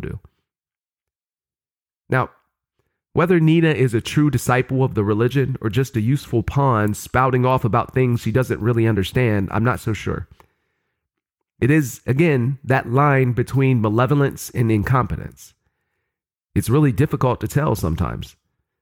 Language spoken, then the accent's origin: English; Ohio, United States; my home state of Ohio